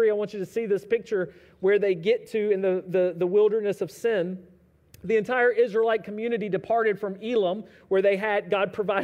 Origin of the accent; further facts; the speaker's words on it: United States; us as American Christians